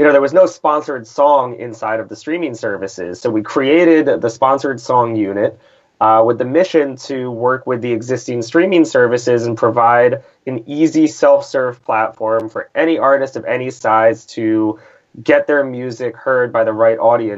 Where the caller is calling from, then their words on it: New York, United States; I am here from New York, New York.